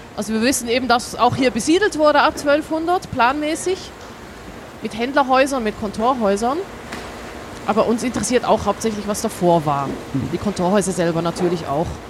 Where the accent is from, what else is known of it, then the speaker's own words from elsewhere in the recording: Switzerland; also born or lived in Baden-Württemberg; now in Hamburg, Germany; ich komme aus der Schweiz, wie man hier in Hamburg bestimmt gut hören kann